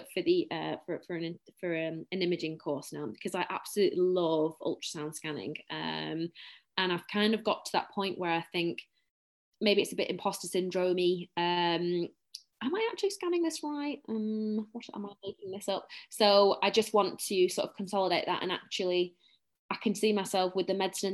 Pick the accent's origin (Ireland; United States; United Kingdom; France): United Kingdom; Bolton, North West England; accent: Bolton, very northern; I'm very, very northern. Very northern